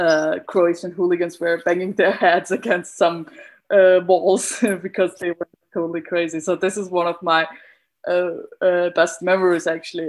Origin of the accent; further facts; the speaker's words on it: Vienna, Austria; I'm from Vienna, but my parents are Turkish, so I was born there, so I'm Austrian. Identify more as Austrian than Turkish.